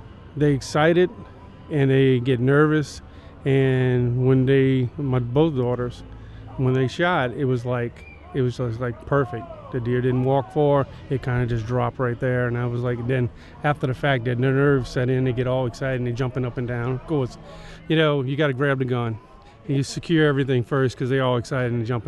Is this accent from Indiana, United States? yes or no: no; Plaquemines Parish, Louisiana, United States; I'm born and raised in Plaquemines Parish